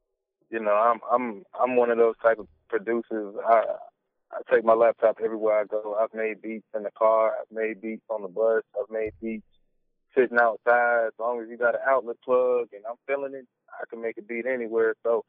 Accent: the South, United States; You know, like I said, I'm from the South, and, you know, just South music has always had that bounce

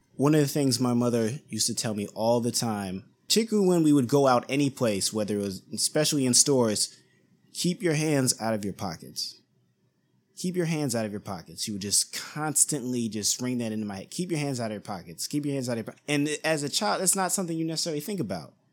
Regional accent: East Coast, United States; the neighborhood that I grew up in, I'm from the East Coast

